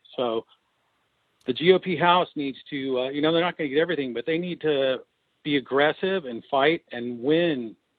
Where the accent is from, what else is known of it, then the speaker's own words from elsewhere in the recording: California, United States; I'm a Californian